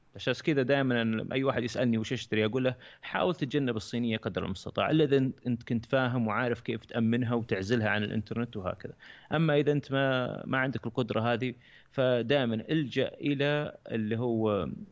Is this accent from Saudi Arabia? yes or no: yes; Saudi Arabia; عندنا في السعوديه